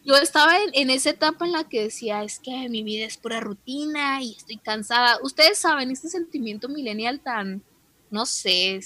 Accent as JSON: {"language": "Spanish", "country": "Mexico", "said": "en el caso de nosotros como mexicanos"}